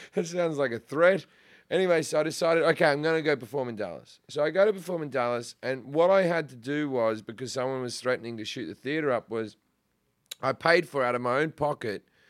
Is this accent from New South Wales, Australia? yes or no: yes; Sydney, New South Wales, Australia; moved away as an adult; also born or lived in Perth; now in United States; I'm from Sydney